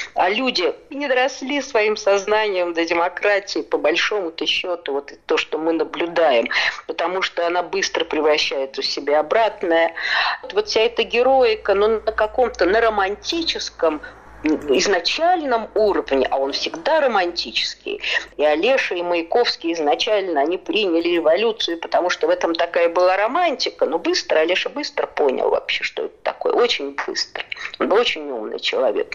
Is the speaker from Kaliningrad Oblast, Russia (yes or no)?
no; Saratov, Saratov Oblast, Russia; born or raised there